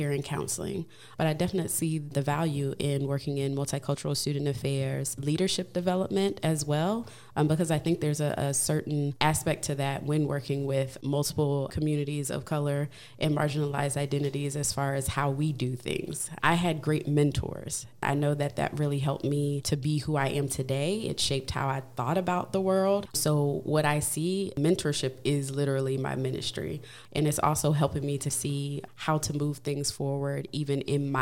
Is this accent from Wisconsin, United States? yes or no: no; Washington, District of Columbia, United States; moved away as an adult; also born or lived in Maryland / Indianapolis, Indiana; born and raised in Washington, D.C., and lived most of my life in the Maryland area.